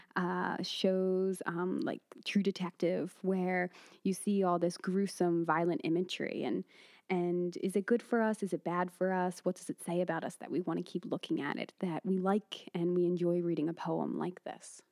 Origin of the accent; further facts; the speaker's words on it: Philadelphia, Pennsylvania, United States; now in Abu Dhabi, United Arab Emirates; I'm originally from Philadelphia as well